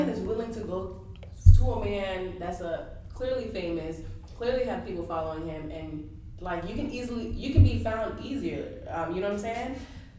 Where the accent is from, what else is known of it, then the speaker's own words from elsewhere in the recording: Belgrade, Serbia; I'm from Belgrade, okay?